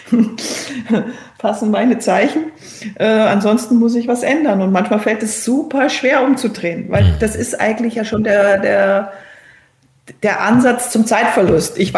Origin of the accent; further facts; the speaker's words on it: Berchtesgaden, Bavaria, Germany; also born or lived in Cologne; Dass es meine Geburtsstadt ist und dass auch mein Vater daherkommt, Aber aufgewachsen bin ich in Berchtesgaden und deswegen fühle ich mich eigentlich eher ähm, zu Hause in Berchtesgaden.